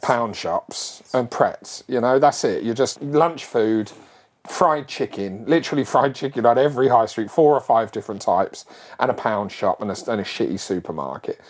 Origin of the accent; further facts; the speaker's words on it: Barkingside, London, United Kingdom; when I was a kid, I grew up in Barkingside in Essex, which is sort of on the board was on the border of East London and uh, uh Essex and East London